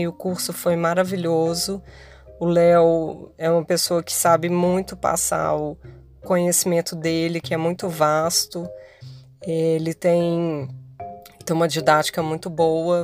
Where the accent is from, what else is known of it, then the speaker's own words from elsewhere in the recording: Minas Gerais, Brazil; moved away as an adult; now in Rio de Janeiro, Brazil; sou mineira